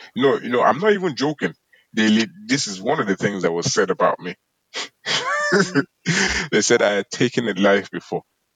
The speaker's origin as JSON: {"language": "English", "town": "Cork", "region": "Munster", "country": "Ireland", "tie": "born or raised there", "also_born_or_lived": "Galway", "said": "I grew up in Cork"}